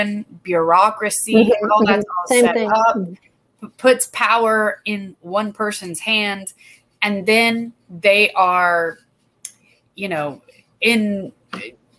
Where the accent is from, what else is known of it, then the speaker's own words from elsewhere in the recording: Douglasville, Georgia, United States; Douglasville, my hometown